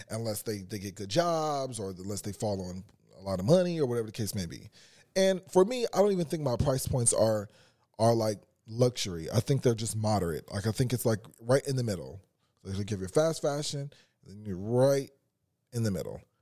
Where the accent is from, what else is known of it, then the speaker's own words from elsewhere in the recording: Carson, California, United States; I'm from Carson